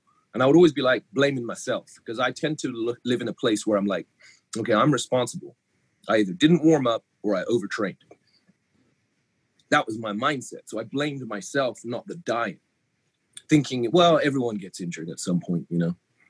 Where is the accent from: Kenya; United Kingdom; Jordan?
United Kingdom; England; now in United States; coming from England, we don't have the collegiate system the way you do over here. I mean, if my accent goes in and out of England, it's because I've been in America 20 years, but born in England.